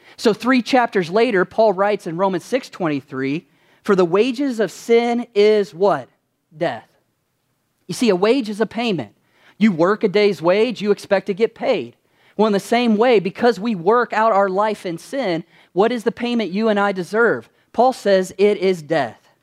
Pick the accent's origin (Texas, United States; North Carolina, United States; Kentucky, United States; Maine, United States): Kentucky, United States; when I was growing up in Kentucky, which I'm originally from there